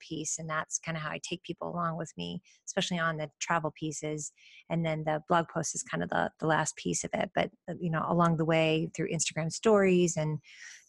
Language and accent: English; United States; traveling as an American in a foreign country